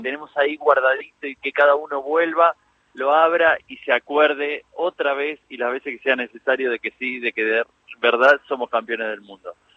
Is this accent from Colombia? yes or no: no; Argentina; el día más feliz de nuestra vida como, como, como argentinos y como colectivo